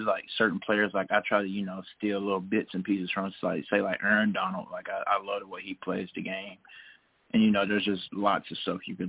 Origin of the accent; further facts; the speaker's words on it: Tennessee, United States; also born or lived in Oxford, Mississippi; I'm from Tennessee, so I got a guy that I've been working with for my speed training there